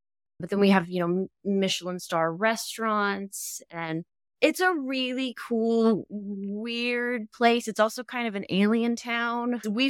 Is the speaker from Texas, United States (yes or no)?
yes; Dallas, Texas, United States; Yeah, I'm actually from Texas. I've lived here my whole life. I grew up in Dallas, so maybe that's why I don't have much of an accent in the city and the suburbs.